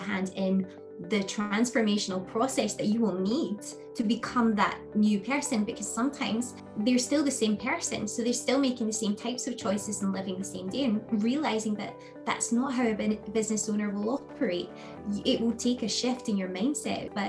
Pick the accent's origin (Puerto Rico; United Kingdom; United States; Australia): United Kingdom; Scotland; I am Scottish, based in the UK. I live in the beautiful west coast of Scotland